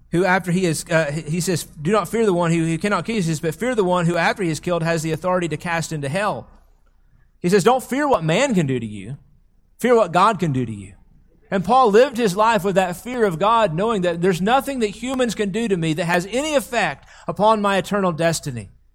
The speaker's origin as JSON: {"language": "English", "country": "United States", "said": "we have lived for so long as American Christians"}